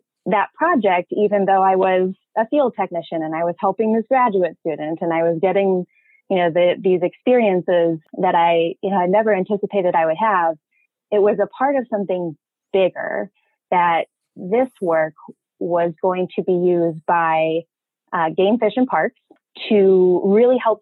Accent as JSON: {"language": "English", "region": "South Dakota", "country": "United States", "tie": "born or raised there", "also_born_or_lived": "Rapid City, South Dakota / Casper, Wyoming", "said": "I was born in Western South Dakota and was really lucky to have the Black Hills as my backyard, essentially."}